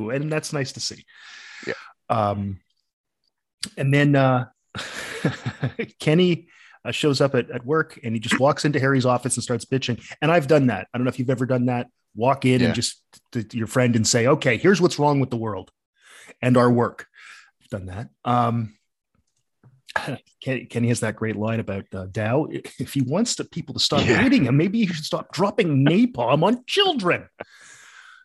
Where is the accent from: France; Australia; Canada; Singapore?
Canada; being Canadian